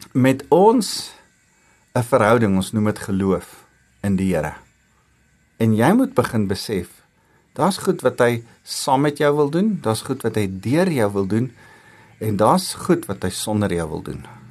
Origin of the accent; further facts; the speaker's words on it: South Africa; ek's trots om Afrikaans te wees en ek's trots om Afrikaner te wees